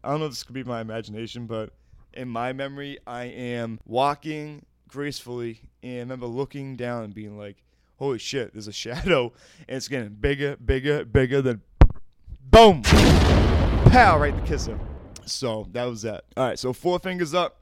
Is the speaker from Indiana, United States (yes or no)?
no; Weymouth, Massachusetts, United States; also born or lived in Boston, Massachusetts; I'm from Weymouth, Massachusetts, by way of Boston, Massachusetts